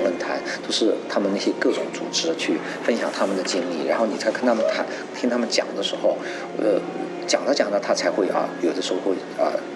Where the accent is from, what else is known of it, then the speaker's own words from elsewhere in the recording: China; 因为我出生长大在中国